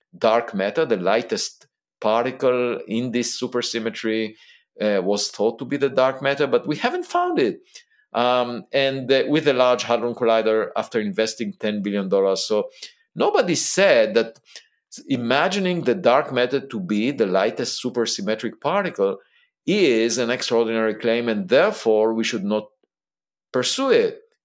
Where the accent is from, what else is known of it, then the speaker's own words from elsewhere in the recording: Israel; I was born in Israel